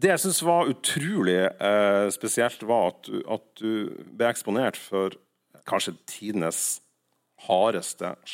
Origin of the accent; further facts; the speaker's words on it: Nordland, Norway; Og da jeg vokste opp i Nordland, så var det liksom … var det kule, og … var det døve.